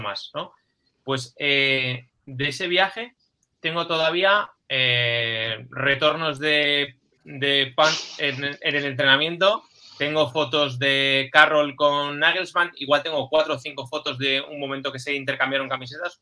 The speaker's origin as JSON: {"language": "Spanish", "country": "Spain"}